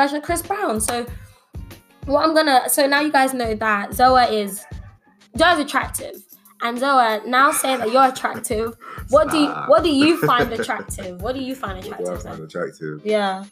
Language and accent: English; London, United Kingdom; I grew up in Dulwich. It's a lovely area. I love where I'm from.